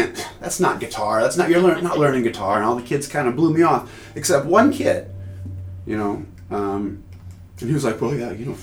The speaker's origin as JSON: {"language": "English", "town": "Carlsbad", "region": "California", "country": "United States", "tie": "born or raised there", "also_born_or_lived": "Anchorage, Alaska", "said": "my folks moved to Carlsbad when I was, I don't know, 6, 91. And I grew up in Carlsbad pretty much ever since"}